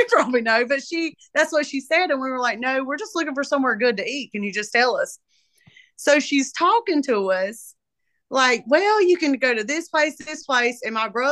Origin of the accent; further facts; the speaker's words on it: Moore County, North Carolina, United States; I live here.